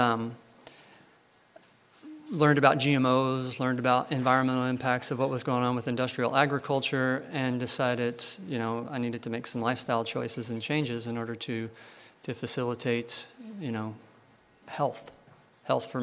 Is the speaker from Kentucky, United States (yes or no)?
yes; Louisville, Kentucky, United States; I grew up in Kentucky, Louisville, Kentucky